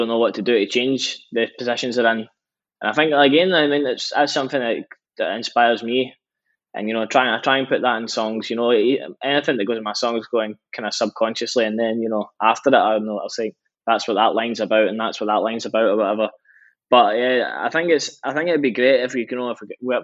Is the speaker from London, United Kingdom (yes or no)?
no; between Glasgow and Edinburgh, Scotland, United Kingdom; growing up, we stay in between Glasgow and Edinburgh.